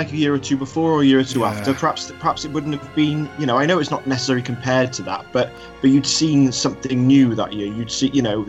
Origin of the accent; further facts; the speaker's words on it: United Kingdom; I know we're British